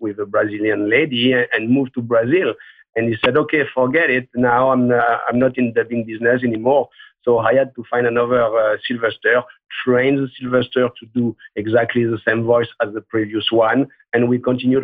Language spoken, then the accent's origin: English; Marseille, Provence-Alpes-Côte d'Azur, France; When I was a kid, I grew up in Marseille